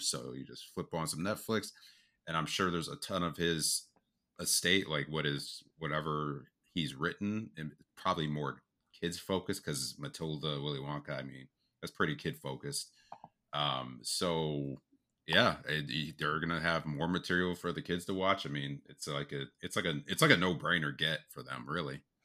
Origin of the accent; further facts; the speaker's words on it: United States; we're from the States